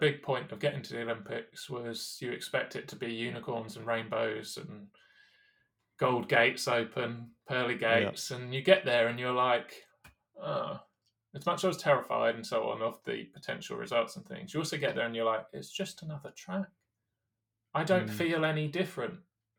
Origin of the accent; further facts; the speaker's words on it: United Kingdom; especially as a British athlete at London.